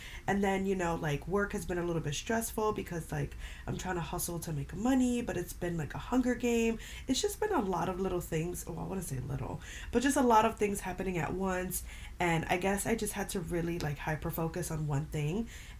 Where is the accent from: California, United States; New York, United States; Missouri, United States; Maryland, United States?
New York, United States; I'm half Puerto Rican, half Dominican. I'm from New York, and my dad lives in Dominican Republic.